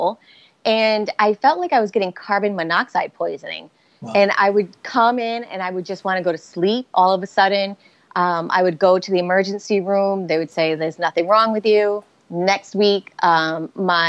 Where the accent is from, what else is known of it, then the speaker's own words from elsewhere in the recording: Rhode Island, United States; accent: Boston; now in Boston, United States; I'm from Rhode Island, but Boston and Rhode Island have very distinctive accents